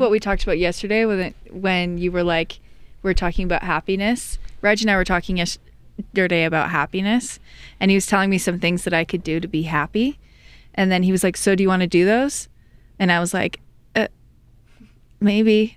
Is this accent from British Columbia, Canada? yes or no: yes; island off the coast of Vancouver, British Columbia, Canada; I'm from Canada, from Vancouver, the western part of Canada.